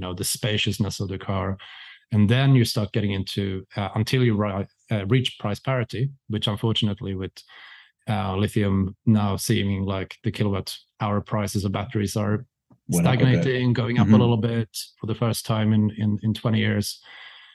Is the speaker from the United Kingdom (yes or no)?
no; Sweden; I'm from Sweden